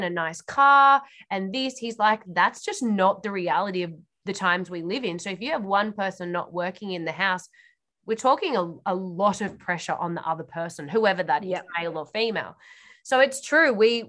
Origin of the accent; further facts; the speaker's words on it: New South Wales, Australia; particularly because I came from New South Wales, women have to work